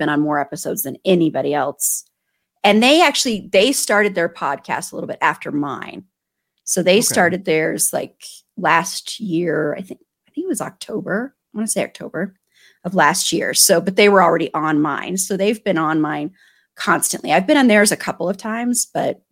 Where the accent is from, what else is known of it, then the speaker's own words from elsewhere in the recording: Denver, Colorado, United States; moved away as an adult; also born or lived in New Mexico; I'm from Denver.